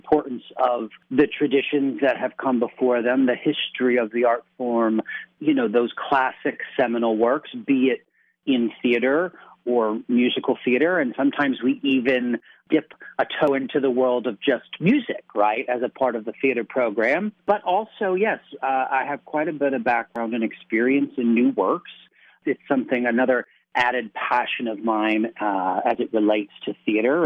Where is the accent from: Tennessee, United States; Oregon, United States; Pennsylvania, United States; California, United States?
Pennsylvania, United States; Stroudsburg; I grew up in the Stroudsburg, Delaware Water Gap area. I attended East Stroudsburg High School